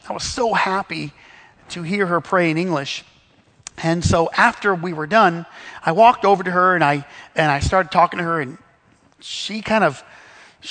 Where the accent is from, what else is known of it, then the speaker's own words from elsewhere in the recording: Missouri, United States; where I grew up in Missouri